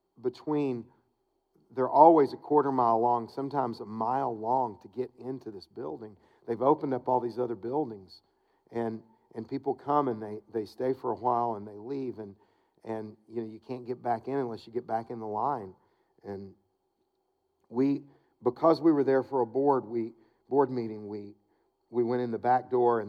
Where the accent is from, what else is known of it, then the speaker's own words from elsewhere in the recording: Wilmore, Kentucky, United States; moved away; to Wilmore. It's my hometown